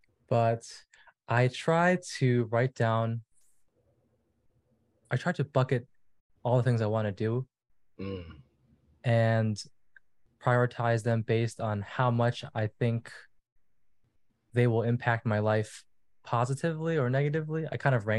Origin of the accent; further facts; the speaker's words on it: New York City, New York, United States; I was born in New York. Grew up in Brooklyn, so I was staying with my parents for the time.